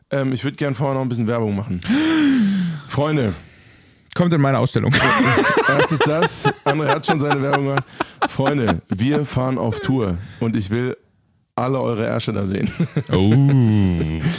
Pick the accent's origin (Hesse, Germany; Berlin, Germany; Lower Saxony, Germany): Hesse, Germany; Frankfurt; Tourabschluss in meiner Heimat in Frankfurt.